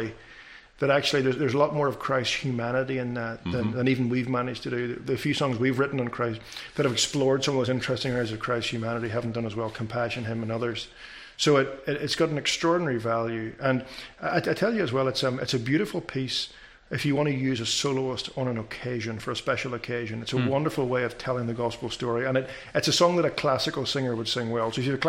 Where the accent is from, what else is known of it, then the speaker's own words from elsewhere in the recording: Northern Ireland, United Kingdom; You know, I've always enjoyed being Irish. I've always enjoyed having essentially a Scotch-Irish heritage. And I've always enjoyed... I've also enjoyed growing up in a British education system.